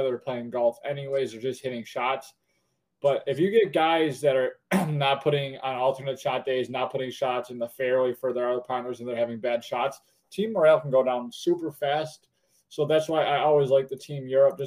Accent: United States; being an American

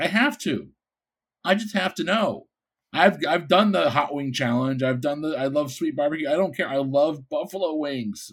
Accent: Bridgeport, Connecticut, United States; moved away; also born or lived in Florida; I'm from Bridgeport, Connecticut

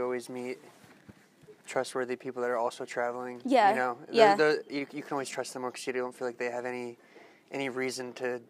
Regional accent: United States; as an American

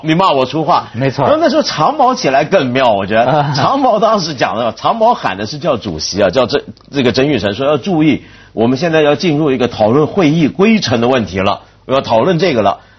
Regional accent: Taiwan; moved away; 我小时候台湾大

